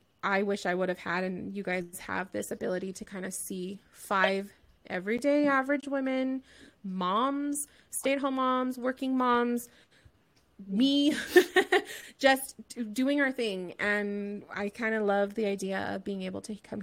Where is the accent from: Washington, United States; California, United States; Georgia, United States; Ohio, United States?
California, United States; Southern; I'm from Southern California as well.